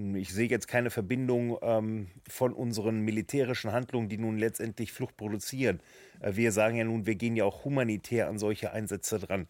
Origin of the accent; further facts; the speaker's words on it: Germany; ich bin deutscher Politiker